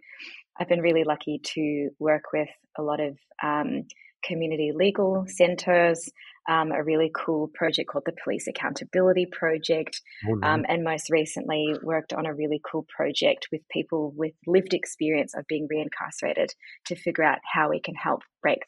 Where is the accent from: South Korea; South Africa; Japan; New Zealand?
New Zealand; moved away as an adult; also born or lived in New York / London; now in Australia; In terms of where I'm from New Zealand originally, or actually I'm Iranian, but raised in New Zealand. And then I moved to Australia in 2005 to study law.